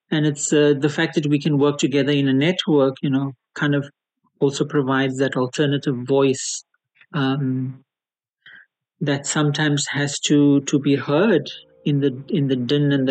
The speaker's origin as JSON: {"language": "English", "town": "Cape Town", "region": "Western Cape", "country": "South Africa", "tie": "born or raised there", "said": "Uh, I'm born and bred in Cape Town."}